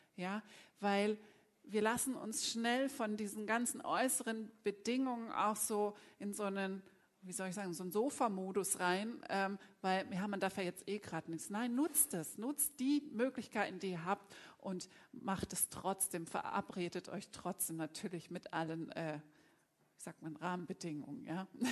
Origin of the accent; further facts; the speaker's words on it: Bremen, Germany; moved away; da geht jetzt ein Gruß in meine Heimat. Also, liebe Bremer